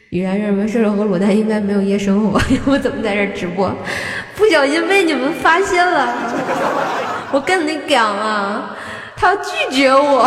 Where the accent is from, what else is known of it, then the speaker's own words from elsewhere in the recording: Tianjin, China; 我没有暴露我是个天津人儿